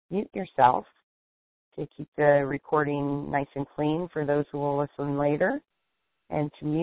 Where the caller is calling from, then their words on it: Erie, Pennsylvania, United States; I'm calling from Erie, Pennsylvania.